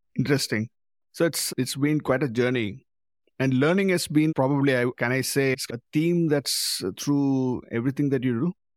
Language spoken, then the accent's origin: English; Madurai, Tamil Nadu, India; now in Auckland, New Zealand; Madurai, my hometown